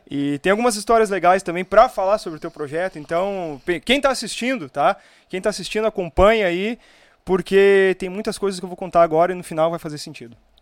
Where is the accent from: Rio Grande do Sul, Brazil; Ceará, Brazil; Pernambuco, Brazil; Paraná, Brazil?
Rio Grande do Sul, Brazil; Viamão; also born or lived in Osório; eu sou natural de Viamão